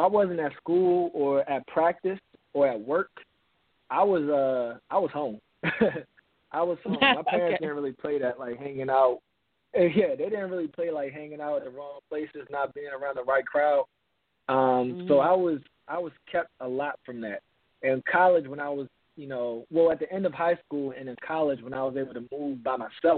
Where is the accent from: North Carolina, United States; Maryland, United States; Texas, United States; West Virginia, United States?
Maryland, United States; Baltimore; I'm from Baltimore, Maryland